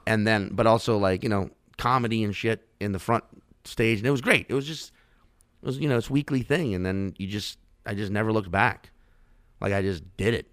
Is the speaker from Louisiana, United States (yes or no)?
yes; Chalmette, Louisiana, United States; also born or lived in Slidell, Louisiana / New Orleans, Louisiana; I grew up in Chalmette and then Slidell, uh, which is like, you know, half an hour outside the city.